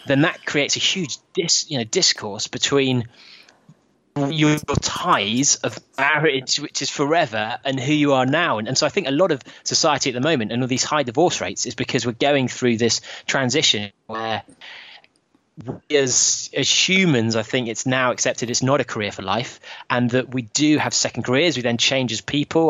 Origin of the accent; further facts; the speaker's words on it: London, United Kingdom; me as as a Londoner